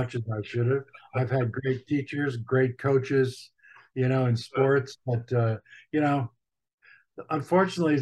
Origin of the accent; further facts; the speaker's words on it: United States; we Americans